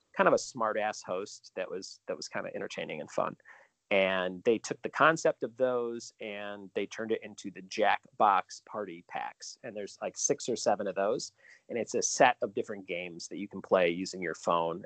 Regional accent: Chicago, Illinois, United States; moved away; I'm originally from Chicago, so I do a lot of shows back there from time to time

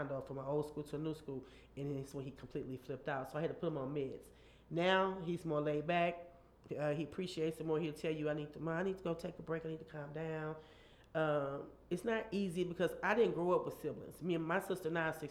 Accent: University City, Missouri, United States; I'm from University City, U-Town

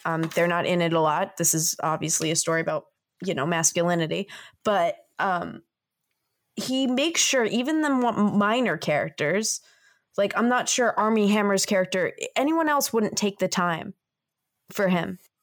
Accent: Boston, Massachusetts, United States; I'm from Boston

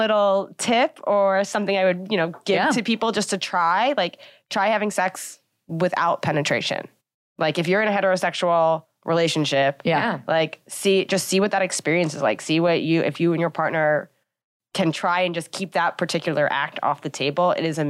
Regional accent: Long Island, New York, United States; From Long Island originally.

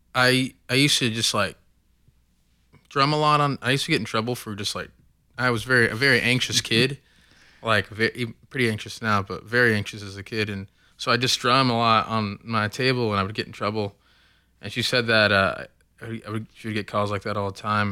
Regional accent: Oklahoma City, Oklahoma, United States; raised, born and raised in Oklahoma City

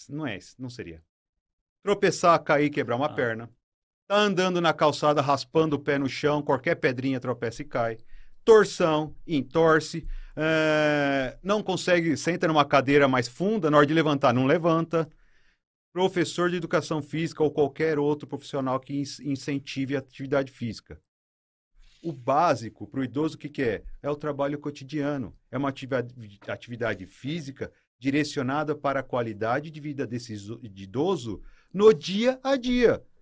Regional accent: São Paulo, Brazil; moved away; eu sou de São Paulo e em São Paulo eu fazia um, um trabalho voluntário

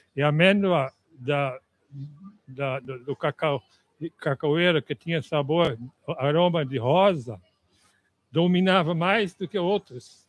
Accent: Netherlands; Portuguese is a second language; moved away as an adult; also born or lived in Ilhéus, Bahia, Brazil; now in Brazil; eu sou holandês.

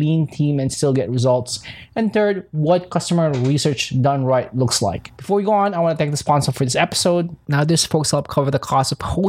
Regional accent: Philippines; I'm from Philippines

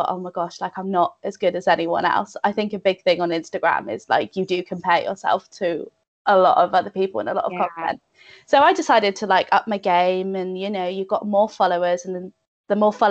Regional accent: North Devon, South West England, United Kingdom; moved away as an adult; also born or lived in Bath; now in Cheltenham, United Kingdom; I'm originally from North Devon. So it's like Biddeford, Barnstable sort of area, lovely beaches, all of that.

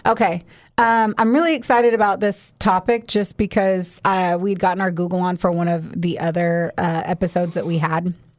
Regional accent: Southern Indiana, United States; also born or lived in Florida; now in Kentucky, United States; I, too, was a s, a Southern Indiana girl

